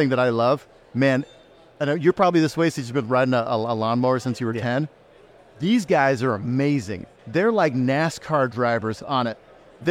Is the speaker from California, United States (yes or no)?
yes; California, United States; moved away as an adult; now in Kansas City, United States; So I'm born and raised in California.